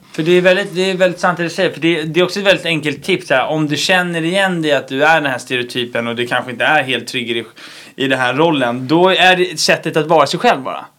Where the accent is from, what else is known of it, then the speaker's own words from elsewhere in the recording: Gotland, Sweden; accent: Gotlandic; jag är ju själv från Gotland så jag pratar egentligen gotländska också